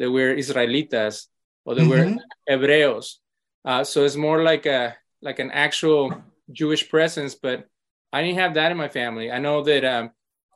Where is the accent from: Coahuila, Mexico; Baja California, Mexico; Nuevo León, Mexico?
Nuevo León, Mexico; Monterrey; growing up in Mexico, in Monterrey.